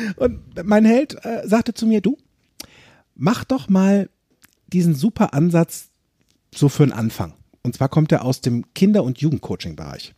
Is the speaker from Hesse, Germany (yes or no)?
yes; Limburg an der Lahn, Hesse, Germany; von Limburg damals, wo ich gewohnt habe, wo ich groß geworden bin